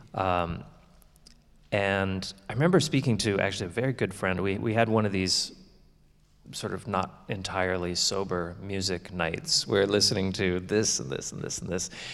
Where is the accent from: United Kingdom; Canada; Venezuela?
Canada; now in Florida, United States; my hometown anymore because my parents, um, they retired and have actually moved to Florida, like all Canadians do eventually.